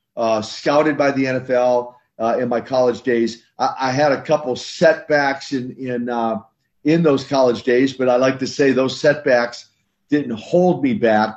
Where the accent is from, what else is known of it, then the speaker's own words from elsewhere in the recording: Minnesota, United States; grew up in, in Minnesota